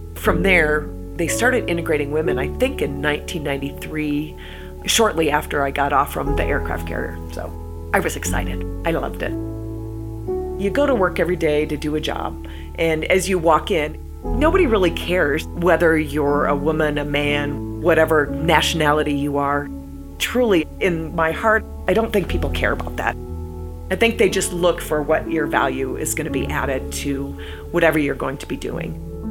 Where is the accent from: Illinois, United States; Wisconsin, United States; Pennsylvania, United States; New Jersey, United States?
Wisconsin, United States; Eau Claire; moved away; also born or lived in West Palm Beach, Florida; I'm from Eau Claire, Wisconsin